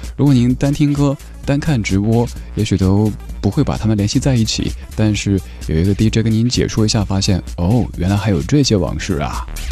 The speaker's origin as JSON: {"language": "Chinese", "town": "Chengdu", "region": "Sichuan", "country": "China", "tie": "born or raised there", "said": "我家乡成都"}